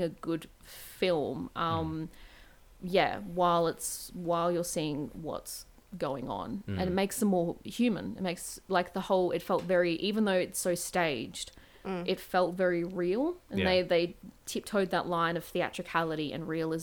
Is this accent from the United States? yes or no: no; Australia